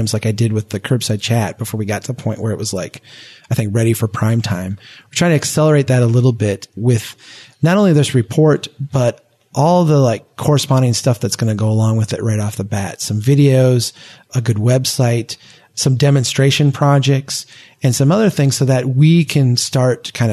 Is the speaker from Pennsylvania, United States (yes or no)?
no; Brainerd, Minnesota, United States; here in my hometown, in Brainerd